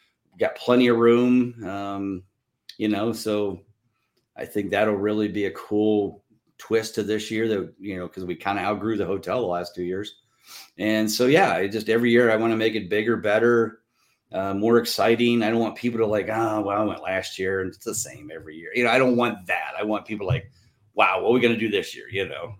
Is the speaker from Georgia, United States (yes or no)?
no; Canton, Ohio, United States; growing up in Canton and watching the Hall of Fame weekend